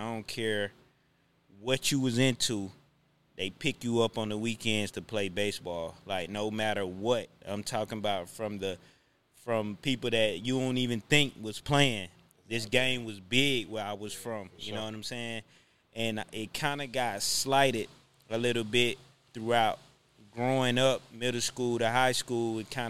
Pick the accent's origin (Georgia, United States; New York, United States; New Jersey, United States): Georgia, United States; College Park; I'm originally from College Park, Georgia, man. So, homegrown here in the Atlanta area. APS graduate, Mays High School.